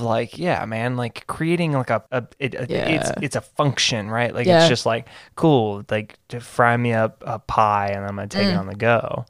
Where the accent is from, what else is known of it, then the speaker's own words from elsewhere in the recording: United States; I'm an American, baby.